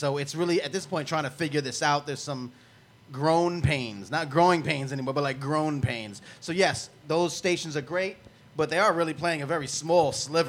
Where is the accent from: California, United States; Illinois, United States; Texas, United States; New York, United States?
New York, United States; Long Island; I'm from Long Island.